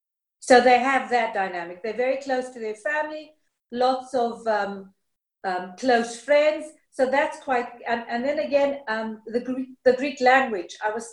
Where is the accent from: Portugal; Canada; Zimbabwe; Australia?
Zimbabwe; also born or lived in United Kingdom; now in Greece; the way I grew up in Zimbabwe, with a grandmother, with cousins, with aunts.